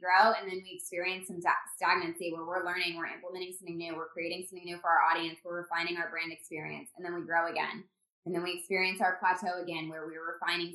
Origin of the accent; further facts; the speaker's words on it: Indiana, United States; moved away as an adult; also born or lived in Phoenix, Arizona; We're from Indiana